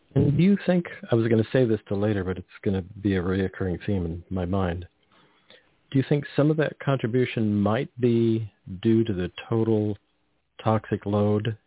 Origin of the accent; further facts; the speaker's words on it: Carmel, California, United States; I grew up on the Monterey Peninsula, and we drive through the Salinas Valley and lived near the Salinas Valley